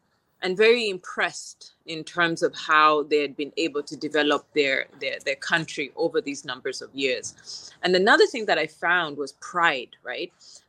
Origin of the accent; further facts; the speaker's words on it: Kampala, Central Region, Uganda; moved away as an adult; also born or lived in Kabale, Uganda / Namagunga, Uganda / Kisoro, Uganda / United States; now in Guangzhou, China; I was born in Kampala, and to an engineer father and a police officer mother. I went to school in Kabale, a small school called Kabale Preparatory School. And from there, I went to Namagunga.